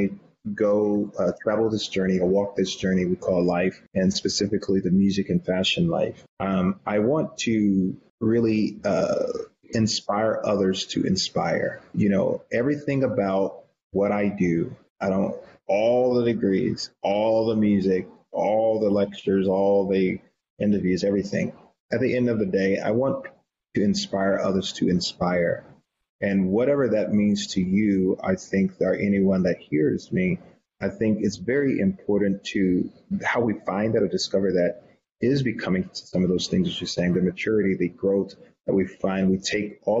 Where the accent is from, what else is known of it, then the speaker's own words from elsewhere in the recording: the South, United States; I was born and raised in the South